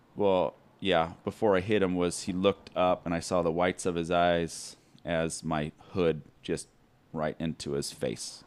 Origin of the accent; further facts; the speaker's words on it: Mesa, Arizona, United States; I'm from here, right here, Mesa, Arizona. Born and raised